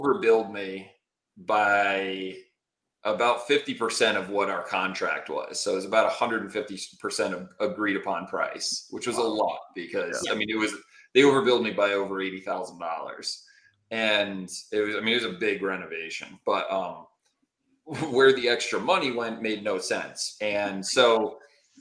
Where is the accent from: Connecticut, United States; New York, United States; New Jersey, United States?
Connecticut, United States; now in Phoenix, United States; I'm originally from Connecticut